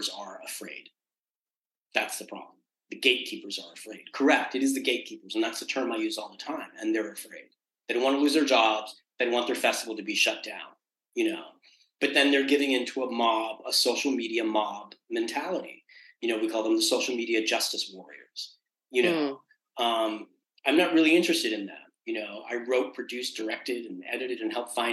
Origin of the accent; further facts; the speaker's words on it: New York City, New York, United States; I was born in Queens